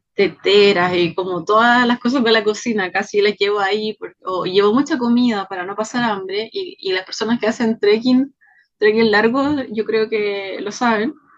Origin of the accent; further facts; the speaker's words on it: Chile; also born or lived in Pichilemu; Soy chilena, vivo en Pichilemu